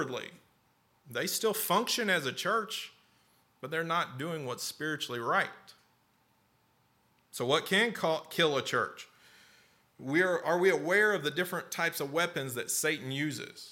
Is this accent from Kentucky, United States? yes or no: yes; Lexington, Kentucky, United States; also born or lived in North Carolina / Slade, Kentucky; When I was five, we moved here from North Carolina, actually to Lexington